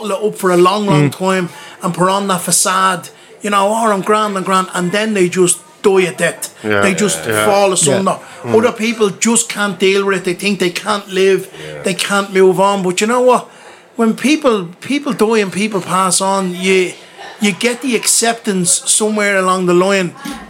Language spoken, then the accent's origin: English; Dublin, Leinster, Ireland; in my hometown in Ballymun